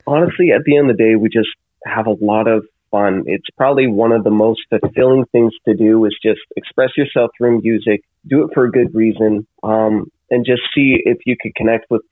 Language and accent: English; Canada